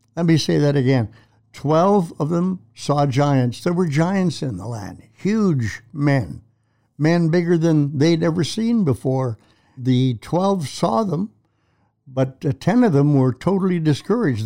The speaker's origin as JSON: {"language": "English", "country": "Canada", "said": "I'm a Canadian"}